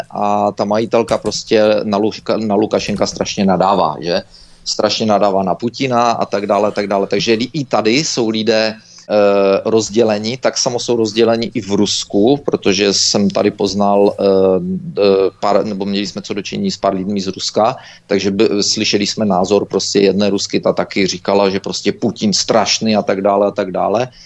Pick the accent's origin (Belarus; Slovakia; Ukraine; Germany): Belarus; že jsem ti řekla, že jsem z Běloruska